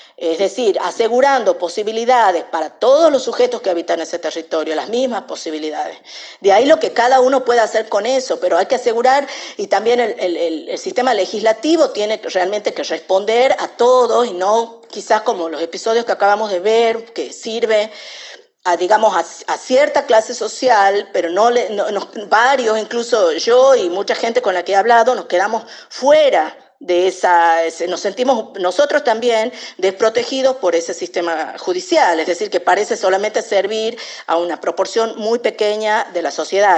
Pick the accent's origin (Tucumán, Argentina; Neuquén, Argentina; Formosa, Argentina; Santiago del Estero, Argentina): Tucumán, Argentina; como tucumana